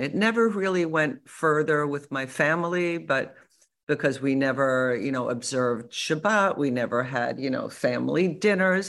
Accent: United States; I'm American

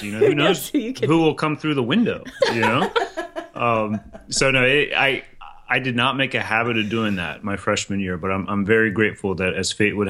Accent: Lancaster County, Pennsylvania, United States; I grew up in Lancaster County in Pennsylvania, which is just an absolutely beautiful county and beautiful area.

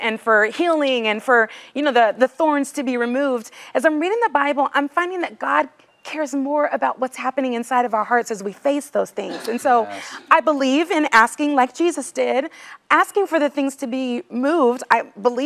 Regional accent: California, United States; now in Nashville, United States; I'm from California too, but I live in Nashville

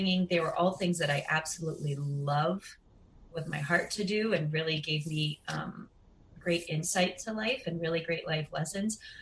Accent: Southern California, United States; moved away as an adult; now in Queens, New York, United States; I was born in California, Southern California. And since the age of three, I grew up as a dancer

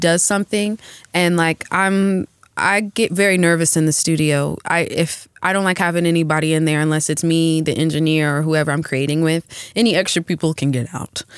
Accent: Atlanta, Georgia, United States; now in Los Angeles, United States; I grew up in Atlanta

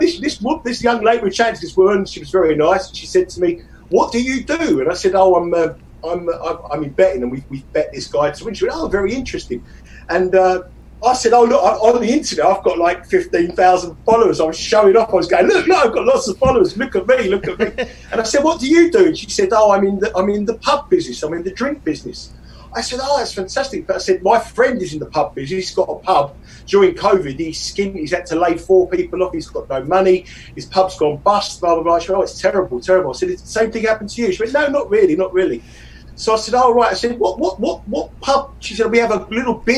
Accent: London, United Kingdom; accent: South London; I'm from South London, and I talk very fast

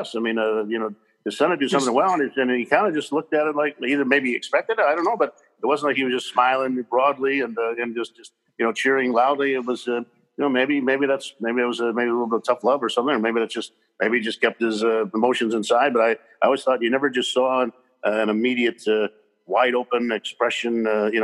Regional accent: Los Angeles, California, United States; also born or lived in Chicago; now in Oregon, United States; growing up in Los Angeles

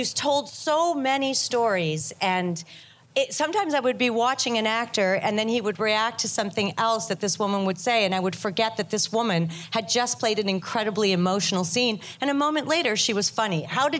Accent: Winnipeg, Manitoba, Canada; my hometown, Winnipeg

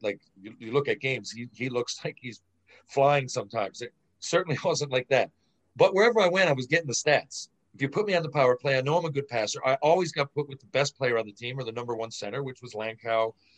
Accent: St. John's, Newfoundland and Labrador, Canada; St. John's Maple Leafs phone. It's my hometown.

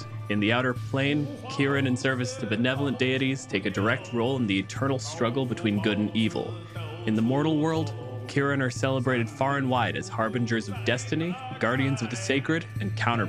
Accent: Canada

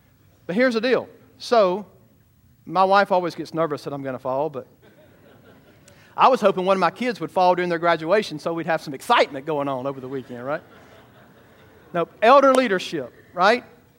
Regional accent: United States; I'm a transplant from Georgia, right? Or Alabama, whatever you want to say.

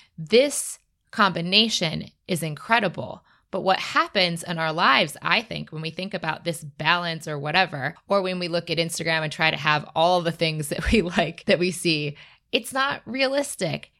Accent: Michigan, United States; I'm from Michigan and the Midwest

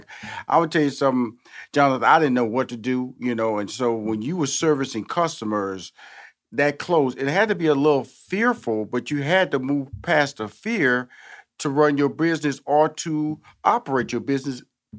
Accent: Houston, Texas, United States; like I'm from Houston, Texas.

